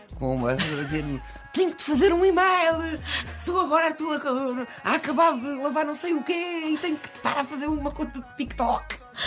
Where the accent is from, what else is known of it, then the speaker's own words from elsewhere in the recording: Alcobaça, Leiria District, Portugal; o Cherky, que é meu conterrâneo, da Alcobaça